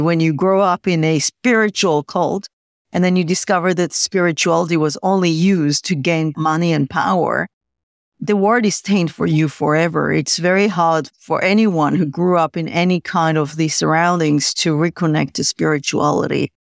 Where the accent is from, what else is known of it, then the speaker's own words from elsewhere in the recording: Tel Aviv, Tel Aviv District, Israel; I was born in Tel Aviv many moons ago.